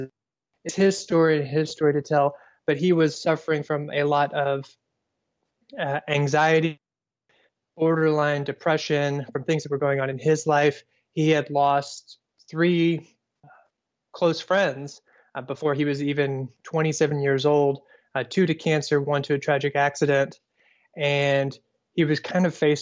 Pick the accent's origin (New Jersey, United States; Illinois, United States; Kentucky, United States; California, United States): Kentucky, United States; Owensboro; also born or lived in Tennessee / Louisville, Kentucky / Indiana; I was born in Tennessee, but I never claim it because I moved before I was one. I grew up in Kentucky, in Owensboro, Kentucky